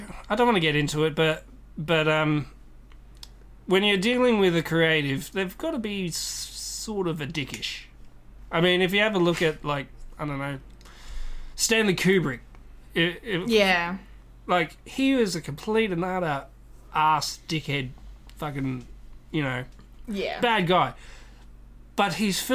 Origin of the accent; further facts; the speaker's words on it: Australia; accent: Australian; my Australian accent